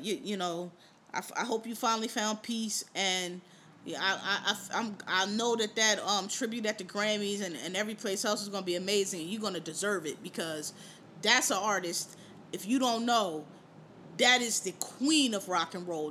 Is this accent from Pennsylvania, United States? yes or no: yes; Philadelphia, Pennsylvania, United States; also born or lived in Washington, D.C.; now in New York, United States; I'm from Philly